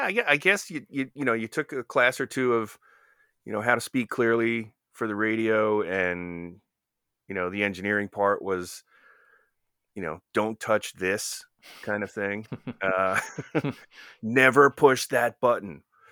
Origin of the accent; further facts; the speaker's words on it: New Jersey, United States; I grew up in North Jersey. So, you know, it's almost as likely that I would have had a New York accent.